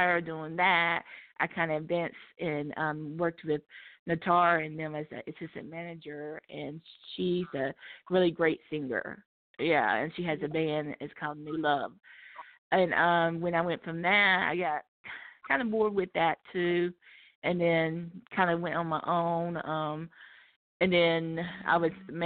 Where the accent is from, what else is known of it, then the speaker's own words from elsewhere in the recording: Charlotte, North Carolina, United States; I'm originally from Charlotte, North Carolina